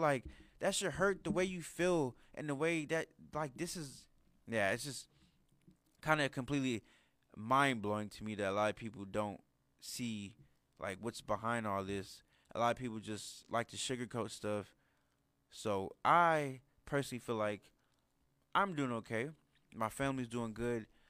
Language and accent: English; United States; us Americans